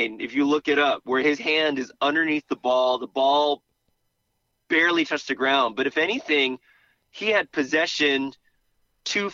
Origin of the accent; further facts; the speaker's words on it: Boston, Massachusetts, United States; I grew up in New England in Boston, where it was always kind of like wet, muddy grass